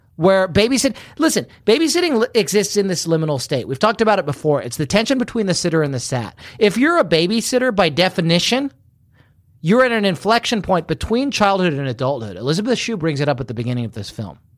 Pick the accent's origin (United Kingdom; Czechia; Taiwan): United Kingdom; moved away; I'm secretly British.